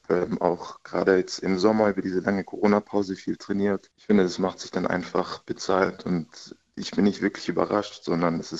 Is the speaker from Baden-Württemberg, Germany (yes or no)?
yes; Reutlingen, Baden-Württemberg, Germany; also born or lived in Munich; now in Karlsruhe, Germany; Ich meine, ich komme eigentlich aus Reutlingen, ist eine etwas kleinere Stadt, München dann noch etwas größer, aber jetzt Karlsruhe finde ich ist eigentlich eine recht gute Größe als Stadt.